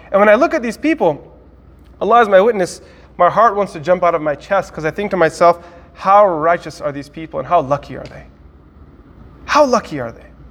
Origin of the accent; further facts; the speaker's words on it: United States; from America